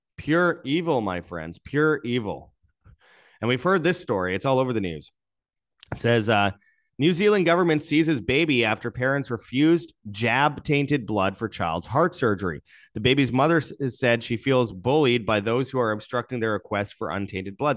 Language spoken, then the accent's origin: English; Canada; I say that as a Canadian.